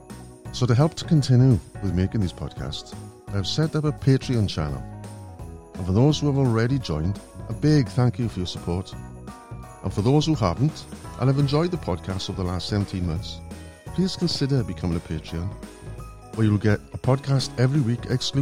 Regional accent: Welsh, Wales, United Kingdom; being as Welsh

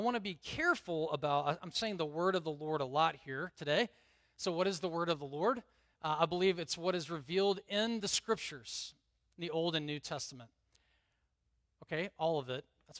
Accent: the South, United States; I grew up in the South. There's a lot of things that are not in the Bible that I thought were in the Bible

